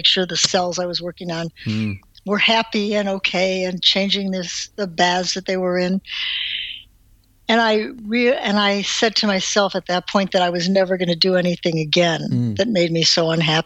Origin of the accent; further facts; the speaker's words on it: Cleveland, Ohio, United States; moved away as an adult; also born or lived in Wisconsin; I grew up in Cleveland, Ohio